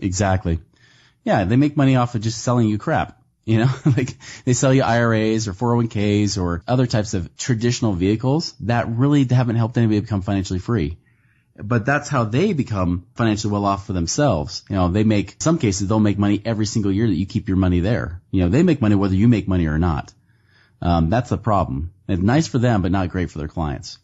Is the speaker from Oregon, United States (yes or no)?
yes; Portland, Oregon, United States; now in Salt Lake City, United States; I grew up in Portland, Oregon